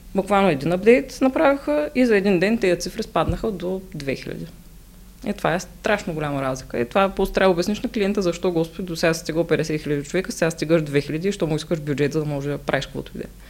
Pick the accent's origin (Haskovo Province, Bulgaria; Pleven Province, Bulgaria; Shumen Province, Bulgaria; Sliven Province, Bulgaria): Shumen Province, Bulgaria; Shumen; аз съм от Шумен